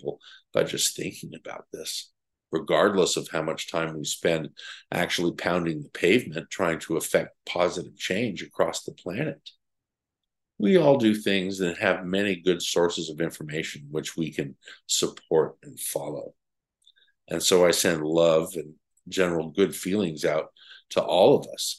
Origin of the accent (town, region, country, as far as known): United States